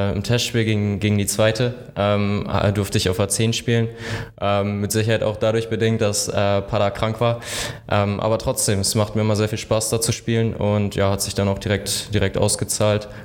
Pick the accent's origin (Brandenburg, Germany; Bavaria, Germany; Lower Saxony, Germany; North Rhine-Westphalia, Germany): Lower Saxony, Germany; Wilhelmshaven; 26 Jahre alt, gebürtiger Wilhelmshavener. Ähm, ja, eigentlich schon auch mein Leben lang hier in Wilhelmshaven am Fußball spielen